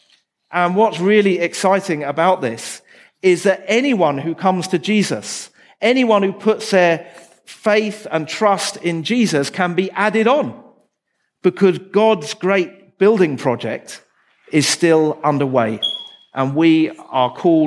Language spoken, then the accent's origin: English; England, United Kingdom; I come from England.